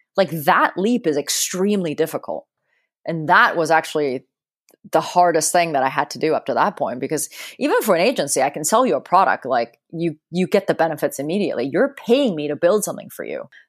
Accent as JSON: {"language": "English", "country": "Hong Kong", "tie": "born or raised there", "said": "I grew up in Hong Kong and I remember, you know, being 5 years old and being in a taxi"}